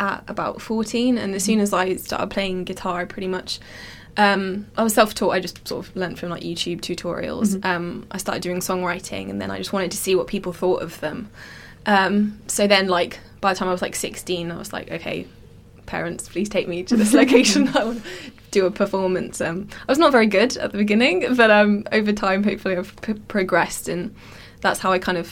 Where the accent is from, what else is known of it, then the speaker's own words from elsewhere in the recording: Reading, South East England, United Kingdom; moved away as an adult; now in London, United Kingdom; I grew up in Reading, in Berkshire.